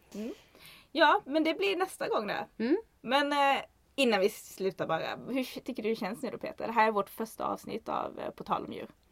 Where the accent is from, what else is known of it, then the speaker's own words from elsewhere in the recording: Kramfors, Västernorrland County, Sweden; jag kommer ju från Ångermanland, Kramfors.